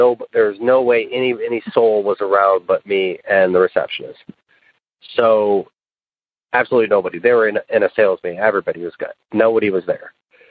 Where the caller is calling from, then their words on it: West Tennessee, United States; I'm calling you from West Tennessee. I work at a car dealership. I'm 40 years old.